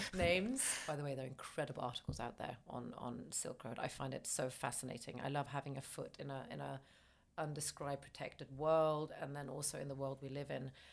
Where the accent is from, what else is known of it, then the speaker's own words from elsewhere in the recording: Stockholm, Stockholm County, Sweden; moved away as an adult; now in United Kingdom; I'm from Sweden, born in Stockholm